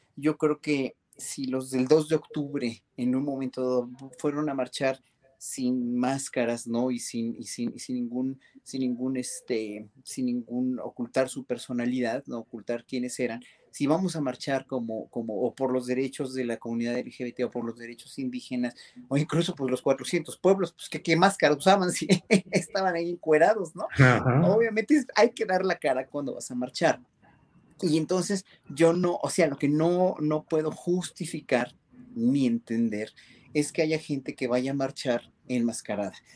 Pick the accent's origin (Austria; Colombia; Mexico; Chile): Mexico; como mexicanos